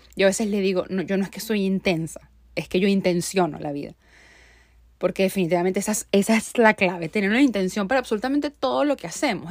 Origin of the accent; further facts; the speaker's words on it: Venezuela; moved away as an adult; also born or lived in Barquisimeto, Venezuela; now in United States; yo lo dejé todo en mi país. O sea, yo soy yo dejé todo en Venezuela, o sea, salí de Venezuela